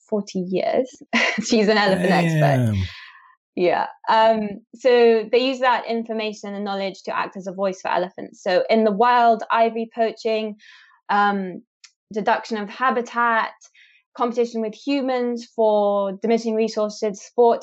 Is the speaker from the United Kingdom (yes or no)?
no; Kenya; I was born and raised in Kenya, where my parents studied and continue to study elephant communication and behavior.